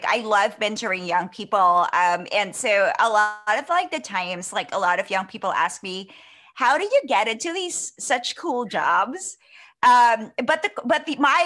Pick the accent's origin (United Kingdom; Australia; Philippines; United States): Philippines; moved away as an adult; also born or lived in Singapore; now in Canada; I was born and raised in the Philippines, but I've been living overseas